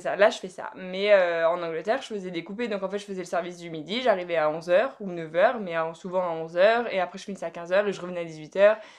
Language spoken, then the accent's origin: French; France; moved away as an adult; also born or lived in Harrogate; en tant que française